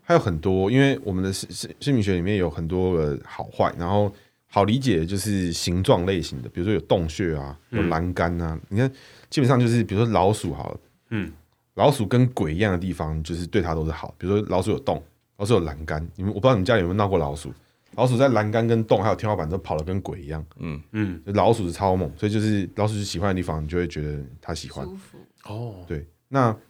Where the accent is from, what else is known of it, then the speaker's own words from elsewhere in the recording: Chiayi, Chiayi County, Taiwan; 火鸡。那个我们嘉义那边会涉猎。